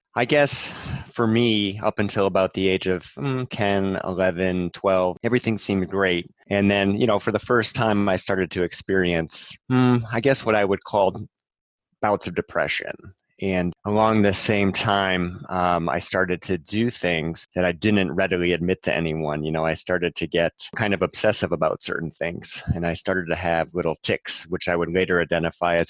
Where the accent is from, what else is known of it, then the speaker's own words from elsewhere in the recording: New Hampshire, United States; Growing up in New Hampshire in the 80s